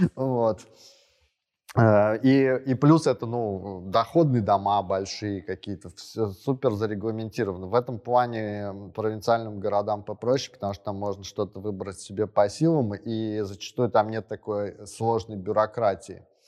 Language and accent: Russian; Samara, Samara Oblast, Russia; я вот сам из Самары